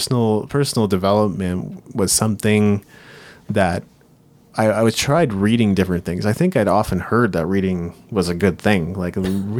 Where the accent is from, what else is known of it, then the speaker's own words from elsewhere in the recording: Japan; now in Canada; And I grew up in Japan, but as I came back to Canada, I just didn't really feel like I made quite as many friends and didn't feel like I belong.